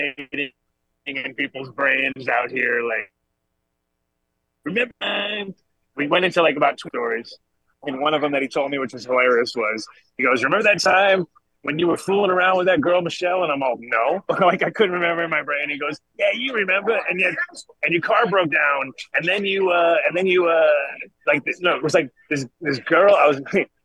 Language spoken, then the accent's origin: English; Rhode Island, United States; also born or lived in Colorado; I grew up in Rhode Island